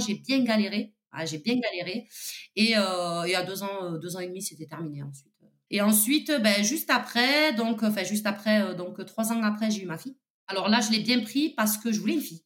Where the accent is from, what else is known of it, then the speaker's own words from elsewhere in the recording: Toulouse, Occitania, France; je suis toulousaine